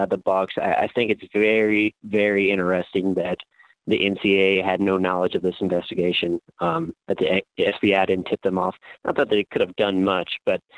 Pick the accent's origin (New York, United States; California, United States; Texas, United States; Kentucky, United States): Kentucky, United States; Louisville; growing up in Louisville, I was 9 years old when Rick Pitino was hired